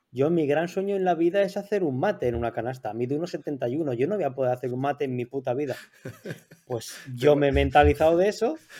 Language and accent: Spanish; Torrent, Valencian Community, Spain; mi pueblo de Torrent